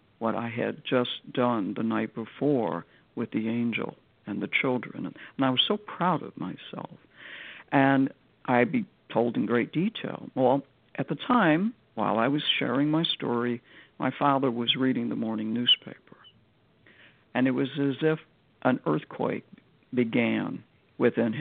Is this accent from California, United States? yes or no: no; Chicago, Illinois, United States; this house in Chicago, my hometown